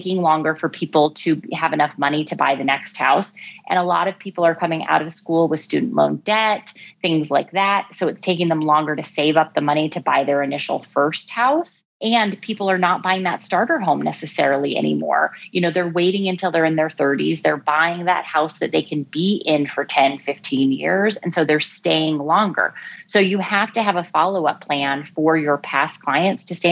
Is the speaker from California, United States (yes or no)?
no; Alaska, United States; moved away as an adult; also born or lived in New Hampshire / New York City / Washington, D.C.; now in Chicago, United States; I grew up in Alaska